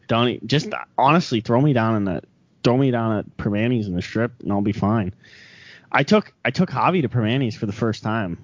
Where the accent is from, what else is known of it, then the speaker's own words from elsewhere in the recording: Pittsburgh, Pennsylvania, United States; I grew up in Pittsburgh.